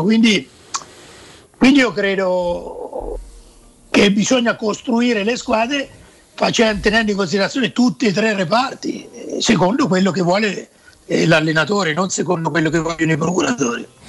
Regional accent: Perugia, Umbria, Italy; also born or lived in Terni; da Perugino credo di essere uno dei pochi non voglio dire apprezzato, però sopportato a Terni

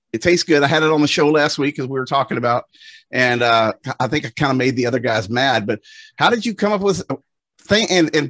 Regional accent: Texas, United States; I'm from Texas. I know barbecue

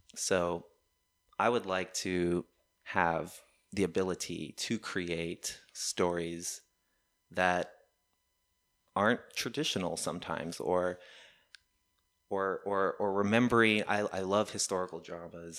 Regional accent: Texas, United States; back here in my home state

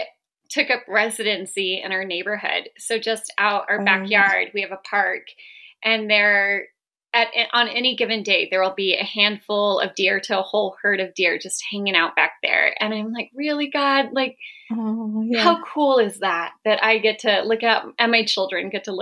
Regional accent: Southern California, United States; moved away as an adult; also born or lived in Colorado / Salt Lake City; now in Northern Nevada, United States; I grew up in Southern California

